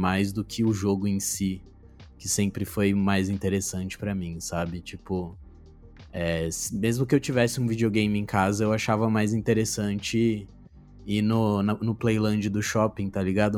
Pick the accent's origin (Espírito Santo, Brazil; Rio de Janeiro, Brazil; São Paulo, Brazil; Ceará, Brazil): São Paulo, Brazil; Nascido e Criado. Já fui de todo canto, já fui de todo canto, já morei em, em todas as todas as coordenadas da cidade já